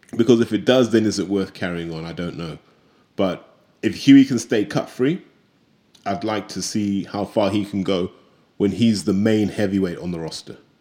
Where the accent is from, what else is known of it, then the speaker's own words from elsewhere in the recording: United Kingdom; as British fans